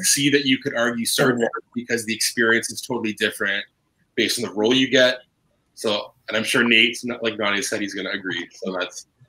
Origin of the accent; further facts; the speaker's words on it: Canada; we are from Canada.